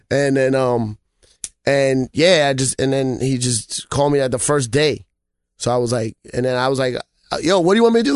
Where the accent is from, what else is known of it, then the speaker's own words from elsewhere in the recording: New York City, New York, United States; I'm from the Bronx originally